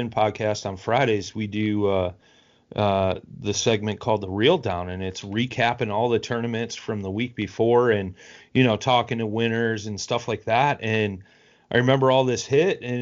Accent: North Central Illinois, United States; I'm from North Central Illinois, about an hour and a half west of Chicago, 10 minutes south of the Wisconsin border

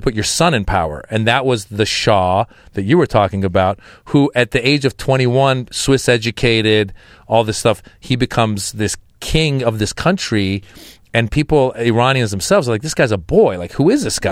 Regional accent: United States; also born or lived in Iran; I was born in Iran. I grew up in America

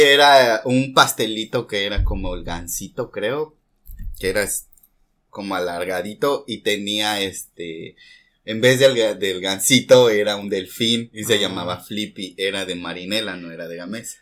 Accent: Mexico City, Mexico; now in Mérida, Mexico; soy de la Ciudad de México y pues ahora resido en la ciudad de Mérida, Yucatán

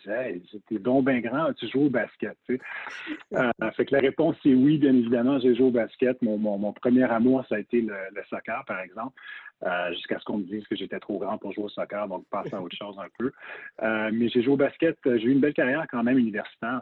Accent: Montreal, Quebec, Canada; also born or lived in Toronto, Canada / United States; j'ai grandi à Toronto très jeune, mais à Montréal par la suite

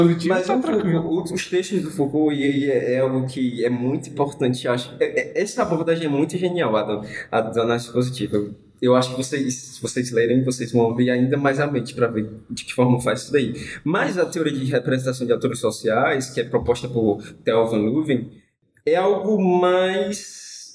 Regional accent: Brazil; nós brasileiros

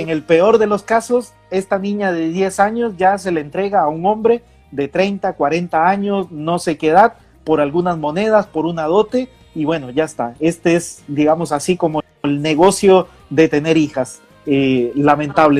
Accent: Costa Rica; moved away; en mi país, Costa Rica

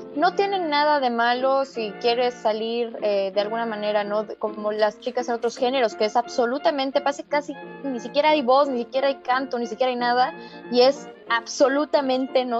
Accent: Mexico; como mexicana que soy

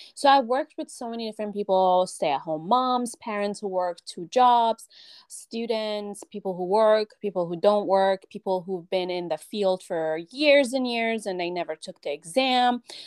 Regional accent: Iran; now in California, United States; I grew up in Iran. I was born in Iran.

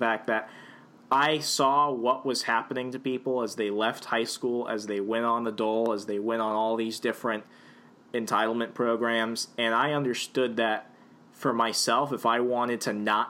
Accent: the South, United States; growing up in the South

